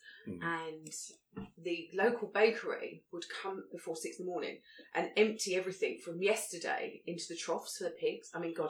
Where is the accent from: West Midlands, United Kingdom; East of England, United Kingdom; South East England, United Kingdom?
South East England, United Kingdom; Lewes; I grew up in Lewes, just outside Brighton.